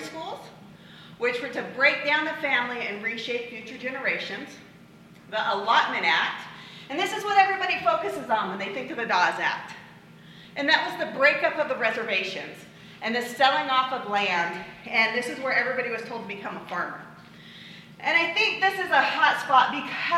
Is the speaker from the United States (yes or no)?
yes; Chiloquin, Oregon, United States; also born or lived in Corvallis, Oregon; I was born and raised in Chelequin, went to OSU